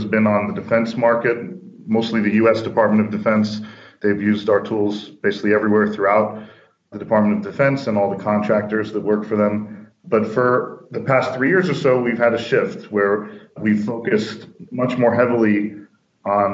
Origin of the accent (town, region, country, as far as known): New York, United States; born or raised there; moved away as an adult; now in Finland